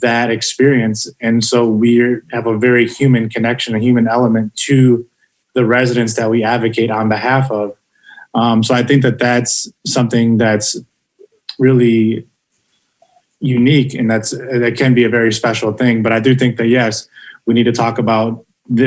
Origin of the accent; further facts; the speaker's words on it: Milwaukee, Wisconsin, United States; now in Madison, United States; I grew up in Milwaukee. I came here from there.